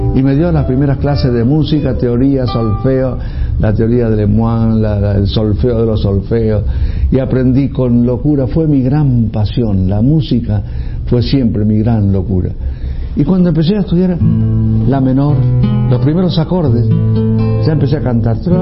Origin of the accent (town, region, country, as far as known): Tandil, Buenos Aires Province, Argentina; born or raised there; also born or lived in Ayacucho, Buenos Aires